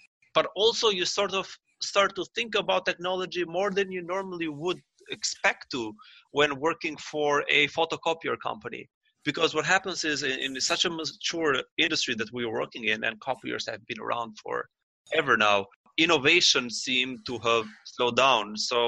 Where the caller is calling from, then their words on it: Toronto, Ontario, Canada; Well, I'm calling from Toronto, and I'm just working out of my home office for today.